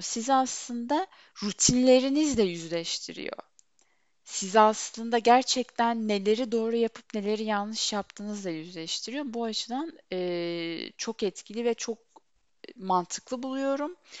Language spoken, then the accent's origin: Turkish; Turkey; Böyle topraklarda doğdum, büyüdüm